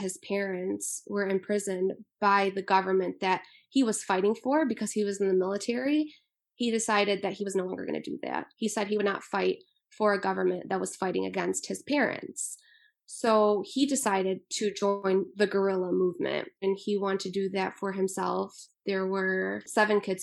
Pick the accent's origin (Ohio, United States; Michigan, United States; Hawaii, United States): Michigan, United States; Macomb Township; born or raised there; also born or lived in Liège (ASR / likely Lezhë), Albania